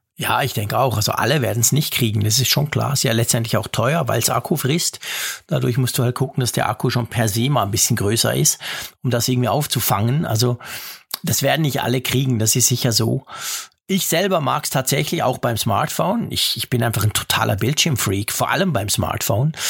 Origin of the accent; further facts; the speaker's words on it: Switzerland; ich als Schweizer